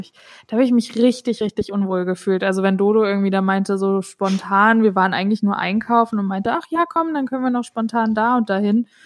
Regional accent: Germany; moved away; ich komme selber aus Deutschland und bin Deutsche

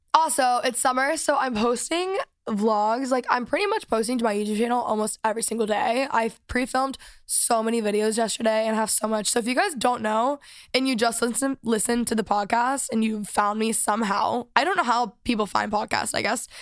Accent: Texas, United States; moved away; I am back from Texas. Last week I was home for the week

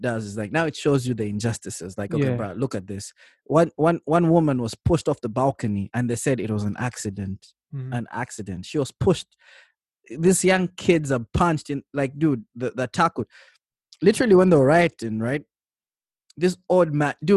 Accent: Zambia; I come from Zambia

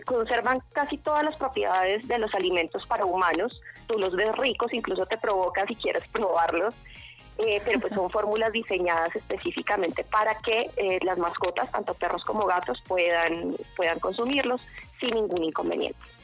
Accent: Bogotá, Colombia; now in Sopó, Colombia; yo soy bogotana de nacimiento

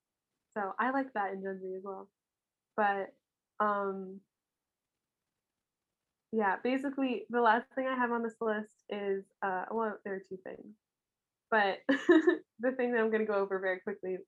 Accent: United States; I grew up near Washington, D.C.

